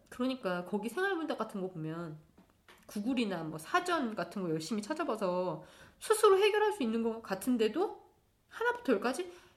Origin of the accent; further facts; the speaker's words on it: South Korea; first language Korean; moved away as an adult; now in Berlin, Germany; 모국어가 한국어이고 한국 부모 밑에서 자라서 한국 사람들하고만 어울려다가 하, 한국에서 살았을 때도